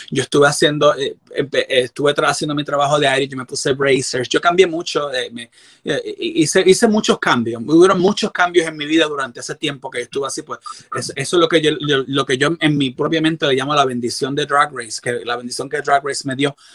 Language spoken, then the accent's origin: Spanish; Puerto Rico; moved away; Yo recibí terapia porque también yo llegué de Puerto Rico, yo llegué bien roto